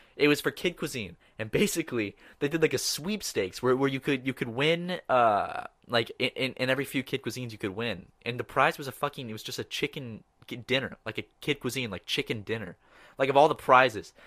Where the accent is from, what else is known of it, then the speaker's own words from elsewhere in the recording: Charleston, South Carolina, United States; I'm from Charleston, which is like the, like, kinda like the city beach